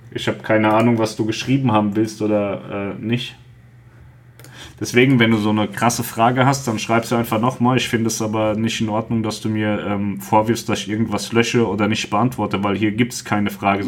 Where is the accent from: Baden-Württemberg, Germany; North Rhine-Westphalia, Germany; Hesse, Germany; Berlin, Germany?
Hesse, Germany; Wir kommen ja aus, aus Hessen